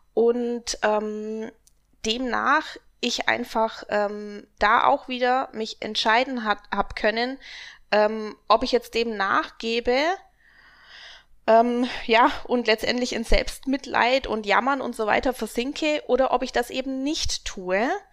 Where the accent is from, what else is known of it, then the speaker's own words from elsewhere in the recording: Augsburg, Bavaria, Germany; Und ich komme aus Augsburg.